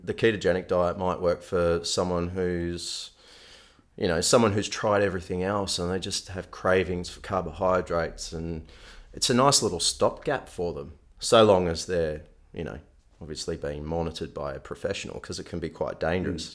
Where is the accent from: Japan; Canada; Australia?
Australia; Melbourne, Victoria; moved away as an adult; now in Western Australia, Australia; growing up in Melbourne